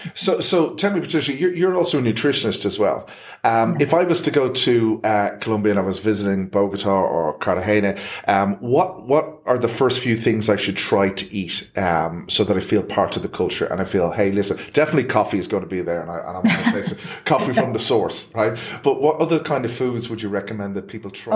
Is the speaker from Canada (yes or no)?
no; Ireland; as an Irishman